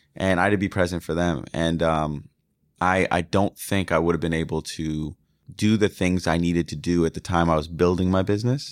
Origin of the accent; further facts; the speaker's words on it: the North, United States; moved away; I was from the North